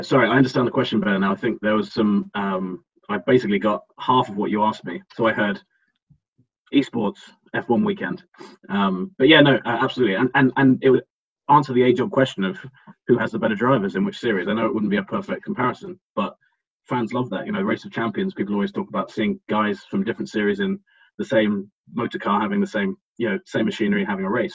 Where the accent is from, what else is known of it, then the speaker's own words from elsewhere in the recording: England, United Kingdom; we're both English